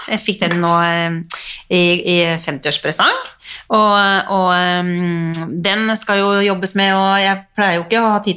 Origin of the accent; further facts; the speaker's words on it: Drammen, Buskerud, Norway; jeg er fra {S0} Drammen.